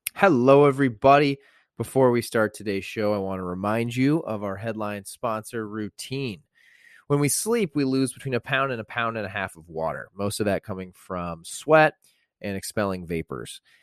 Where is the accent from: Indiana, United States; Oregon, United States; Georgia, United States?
Indiana, United States; I grew up in Indiana